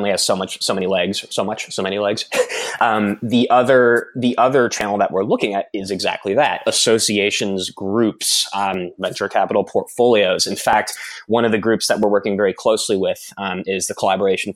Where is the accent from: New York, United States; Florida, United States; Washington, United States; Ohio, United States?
Florida, United States; Bradenton; moved away; I'm from Florida originally, a small town called Bradenton in Florida